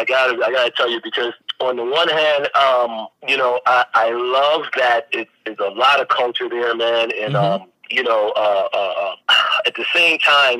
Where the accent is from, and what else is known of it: New York City, New York, United States; born or raised there; also born or lived in London / Atlanta